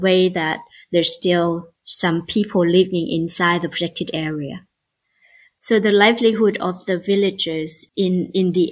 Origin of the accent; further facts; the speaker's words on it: Savannakhet, Laos; moved away as an adult; also born or lived in Australia; I was born in Savannakhet province, which is 6 hours south of Vientiane, the capital of Laos.